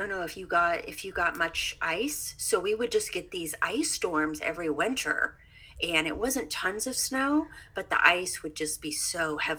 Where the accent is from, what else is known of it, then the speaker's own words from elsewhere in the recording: Missouri, United States; moved away as an adult; now in East Coast, United States; Yes, I am from Missouri.